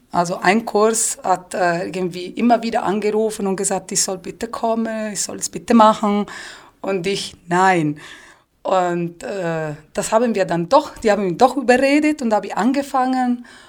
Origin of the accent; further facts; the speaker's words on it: Tuscany, Italy; German is a second language; moved away as an adult; also born or lived in Pisa; now in Füssen, Germany; bei uns in der Toskana